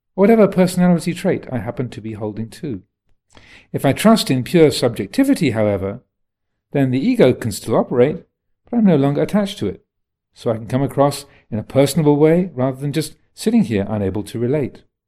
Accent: United States; moved away; I am an American

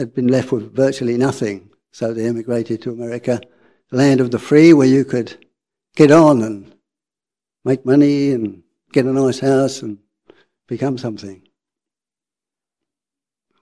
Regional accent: London, United Kingdom; accent: working class; I'm working class. You can probably hear from my accent. I was born in North London

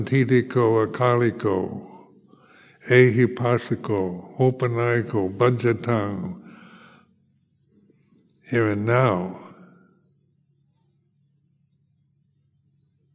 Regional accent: United States; moved away as an adult; I come from America

